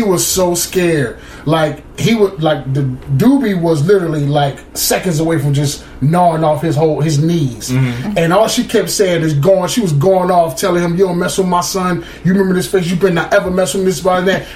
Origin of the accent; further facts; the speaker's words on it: Camden, New Jersey, United States; we live, we're from Camden, New Jersey.